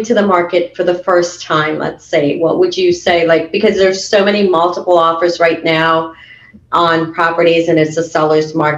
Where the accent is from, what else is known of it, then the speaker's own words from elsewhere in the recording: Trinidad & Tobago; I'm from Trinidad, but I'm from the island Trinidad, not D.C. Trinidad.